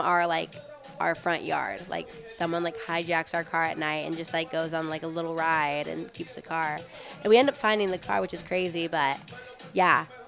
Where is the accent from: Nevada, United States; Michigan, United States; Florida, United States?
Nevada, United States; Las Vegas; growing up in Vegas